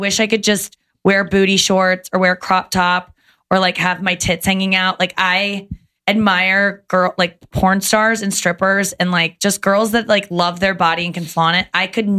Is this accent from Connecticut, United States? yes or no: no; Loveland, Ohio, United States; I grew up in in Loveland